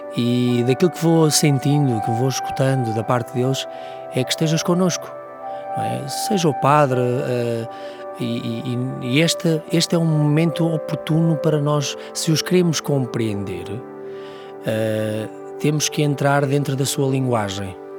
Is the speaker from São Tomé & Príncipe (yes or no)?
no; Portugal; a nossa dinâmica como portugueses